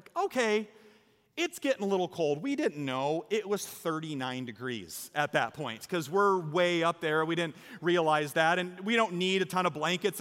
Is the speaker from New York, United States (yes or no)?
no; Iowa, United States; I'm from Iowa.